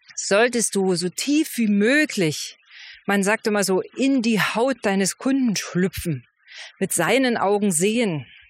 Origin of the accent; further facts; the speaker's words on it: East Germany, Germany; die Gebäude in der D D R, die ich kannte